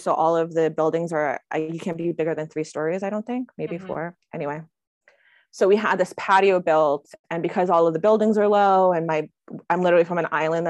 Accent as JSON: {"language": "English", "town": "Seaside Heights", "region": "New Jersey", "country": "United States", "said": "I'm from Seaside, which is the Jersey Shore, literally where the Jersey Shore film is from. But I'm from the bougie part of town, which I like to say."}